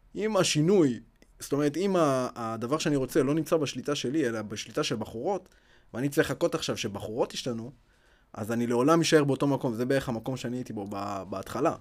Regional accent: Ashkelon, Southern District, Israel; moved away; also born or lived in Beersheba; אני במקור מאשקלון

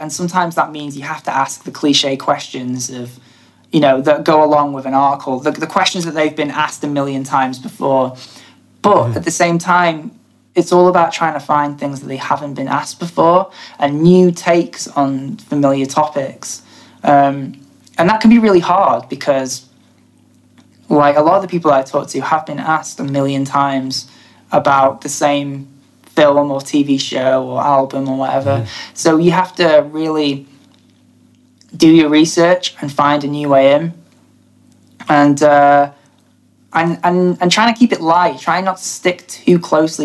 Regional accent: Blackpool area, North West England, United Kingdom; we're both from, I say Blackpool because that's the main place that people know. We're both not from Blackpool, but I imagine people wouldn't really know Garstang or Pollen

